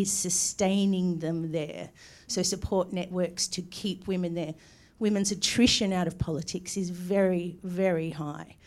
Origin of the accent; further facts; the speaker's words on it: Victoria, Australia; I come from Victoria